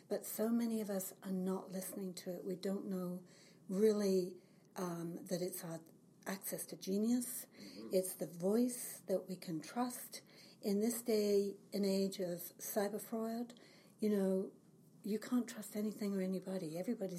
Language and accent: English; England, United Kingdom; moved away as an adult; now in Kelowna, Canada; Well, I've lived in the Lower Mainland for 35 years. I came from England when I was 30.